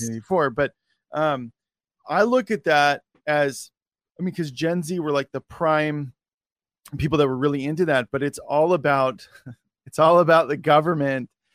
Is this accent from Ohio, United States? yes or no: no; Oregon, United States; I'm from Oregon.